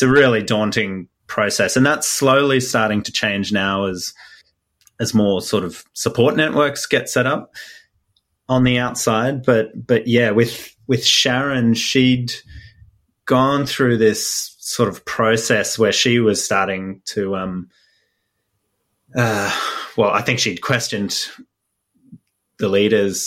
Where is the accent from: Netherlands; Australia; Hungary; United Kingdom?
Australia; I'm an Australian based here